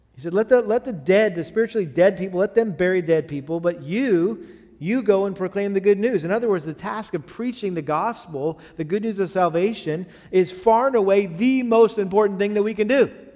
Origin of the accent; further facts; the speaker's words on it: Massachusetts, United States; moved away; where I grew up in Massachusetts